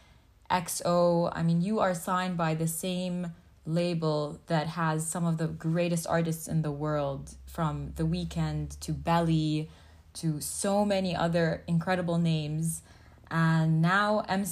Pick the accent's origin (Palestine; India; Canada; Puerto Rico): Palestine; first language English; I'm Palestinian, I'm fully Arab